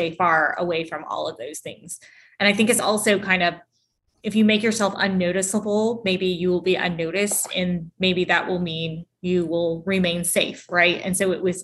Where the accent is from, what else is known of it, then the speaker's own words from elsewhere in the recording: Augusta, Georgia, United States; I grew up in Augusta, Georgia, which is 2 hours east of Atlanta